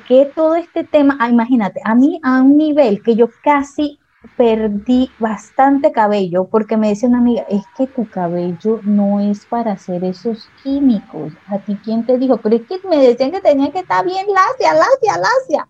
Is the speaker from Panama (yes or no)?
yes; Panama; como buena panameña yo tengo de todos lados